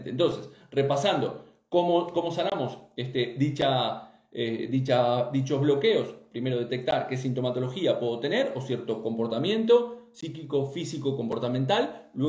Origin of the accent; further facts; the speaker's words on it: Uruguay; Yo también soy uruguaya.